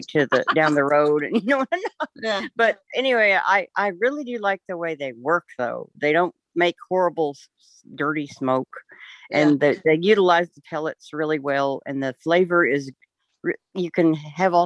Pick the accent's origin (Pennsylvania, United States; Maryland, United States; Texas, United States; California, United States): Texas, United States; moved away as an adult; now in Oklahoma, United States; I'm in Oklahoma, but I'm from Texas